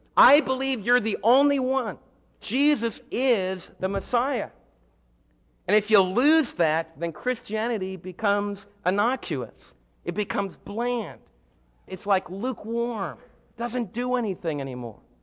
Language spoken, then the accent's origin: English; United States; as American believers